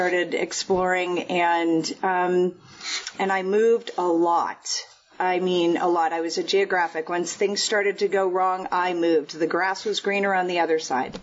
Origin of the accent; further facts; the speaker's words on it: Connecticut, United States; now in Park City, United States; I grew up in Connecticut, just outside New York City, about 45 minutes outside in Manhattan